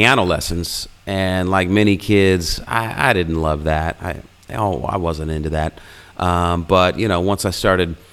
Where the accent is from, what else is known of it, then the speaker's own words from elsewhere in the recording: Illinois, United States; where I grew up in Illinois